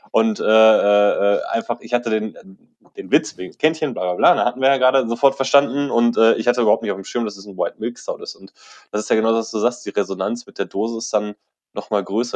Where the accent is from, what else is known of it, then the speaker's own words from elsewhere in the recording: Bochum, North Rhine-Westphalia, Germany; bei uns in Bochum